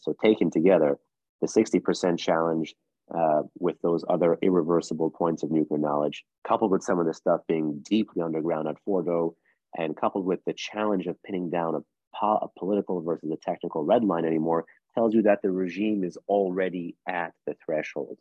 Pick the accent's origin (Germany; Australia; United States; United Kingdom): United States; New York City, New York; now in Washington, D.C., United States; I'm born and raised in the States.